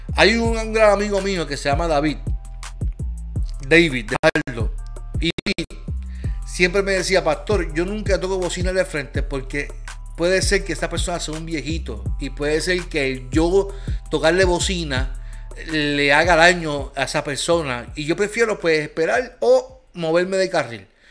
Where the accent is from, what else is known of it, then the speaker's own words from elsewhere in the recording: Puerto Rico; El problema que nosotros tenemos como puertorriqueños